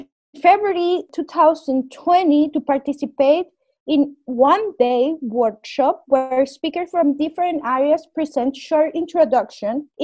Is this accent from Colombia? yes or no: yes; Colombia; now in Berlin, Germany; I'm from Colombia, living in Berlin.